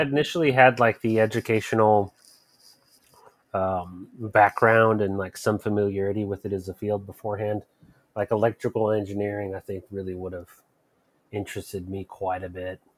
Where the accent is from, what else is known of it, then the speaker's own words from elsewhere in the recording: Florida, United States; moved away; I grew up in Florida